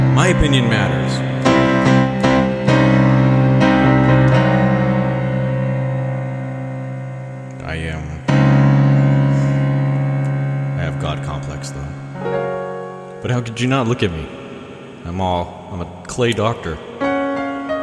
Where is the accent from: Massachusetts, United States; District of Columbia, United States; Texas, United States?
Texas, United States; moved away; I'm from Texas. But like when I was in Texas, I never really left Texas